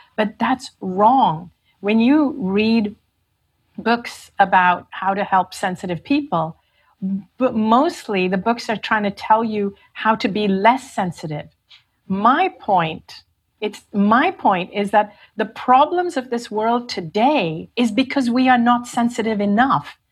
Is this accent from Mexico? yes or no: no; Hong Kong; also born or lived in India; I was from Hong Kong